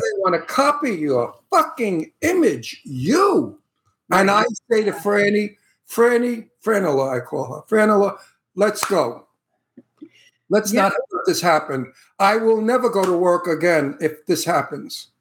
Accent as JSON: {"language": "English", "town": "New York City", "region": "New York", "country": "United States", "said": "I'm from Brooklyn"}